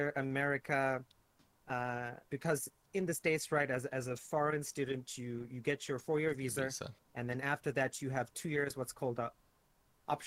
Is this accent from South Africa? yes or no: yes; South Africa; moved away as an adult; also born or lived in Worcester, Massachusetts / Ireland / South Korea; now in Taiwan; when I was brought up in South Africa, I was born in 1982